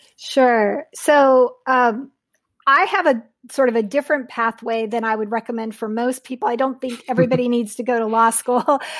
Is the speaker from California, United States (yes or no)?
yes; Southern California, United States; Loma Linda University is not very far from the town that I grew up in southern in Southern California